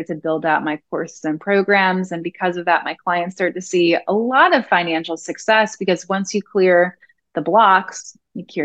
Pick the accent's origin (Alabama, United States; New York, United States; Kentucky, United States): New York, United States; I'm originally from New York